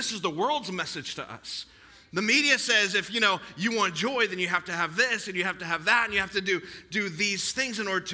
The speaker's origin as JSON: {"language": "English", "country": "United States", "said": "I'm an American"}